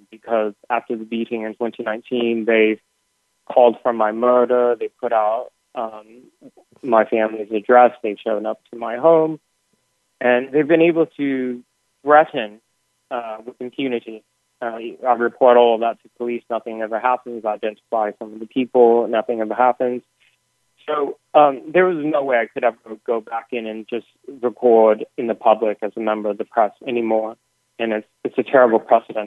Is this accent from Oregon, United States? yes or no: yes; Portland, Oregon, United States; in Portland, my hometown